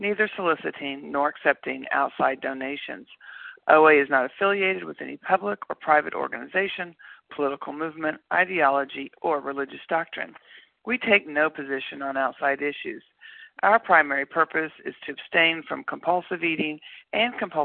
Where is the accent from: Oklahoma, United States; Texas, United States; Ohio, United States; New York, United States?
Oklahoma, United States; Tulsa; now in Bloomington, United States; recovered compulsive overeater in Bloomington from Tulsa, Oklahoma.